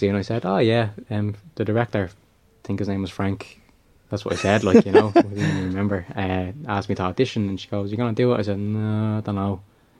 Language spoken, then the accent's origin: English; Dublin, Leinster, Ireland; I grew up in Kilnairden